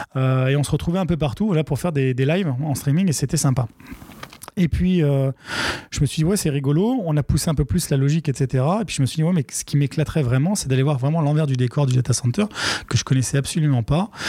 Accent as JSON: {"language": "French", "town": "Aubervilliers", "region": "Île-de-France", "country": "France", "tie": "born or raised there", "said": "je suis né et j'ai grandi à Aubervilliers"}